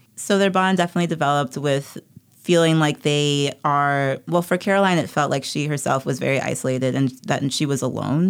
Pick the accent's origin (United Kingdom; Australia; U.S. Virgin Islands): U.S. Virgin Islands; feeling very isolated and very bullied growing up on Saint Thomas